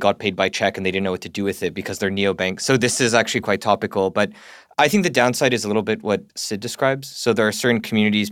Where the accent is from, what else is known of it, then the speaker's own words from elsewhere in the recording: Canada; moved away as an adult; now in United Kingdom; I'm Canadian. I've never lived in America.